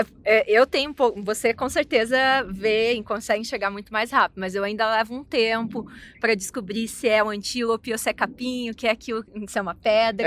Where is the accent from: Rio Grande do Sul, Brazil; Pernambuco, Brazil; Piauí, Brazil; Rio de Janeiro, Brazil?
Rio Grande do Sul, Brazil; Porto Alegre; now in Pretoria, South Africa; Eu sou de Porto Alegre